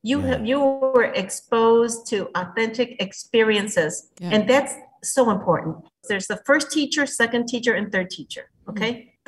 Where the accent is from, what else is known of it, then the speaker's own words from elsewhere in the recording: Mexico; now in Texas, United States; I'm married to someone from Venezuela. I'm from Mexico. So our kids, they speak Spanish in different contexts.